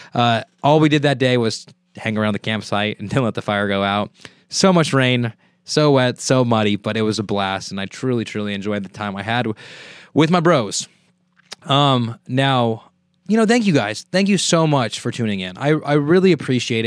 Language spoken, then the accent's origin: English; Merced, California, United States; I am from Merced, so naturally I have a lotta people from Merced